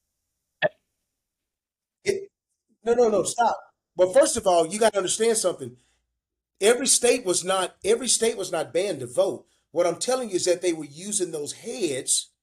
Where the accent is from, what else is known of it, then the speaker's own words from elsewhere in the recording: United States; I'm born and raised here in America.